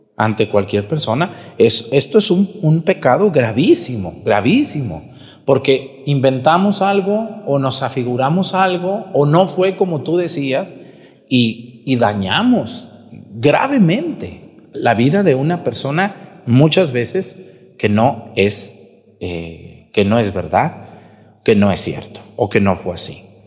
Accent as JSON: {"language": "Spanish", "area": "near Yahualica", "region": "Jalisco", "country": "Mexico", "tie": "born or raised there", "said": "a un ladito de mi pueblo"}